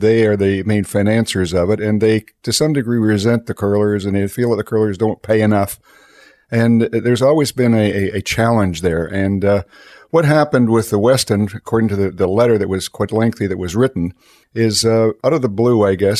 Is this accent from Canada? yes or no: yes; Canada; we're both from Ebden. We know how things have operated there. And I don't think there's a curling club in that Ebden area that's ever overcharged for their facilities.